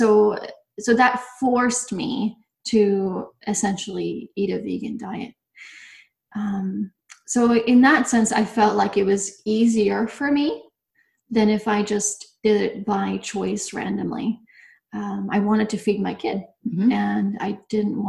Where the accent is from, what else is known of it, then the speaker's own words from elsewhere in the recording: Bosnia & Herzegovina; also born or lived in Nebraska; now in Yakima, United States; I'm originally from Bosnia, and you don't find a lot of vegans or vegetarians in Bosnia. So I grew up on a lot of bread, a lot of dairy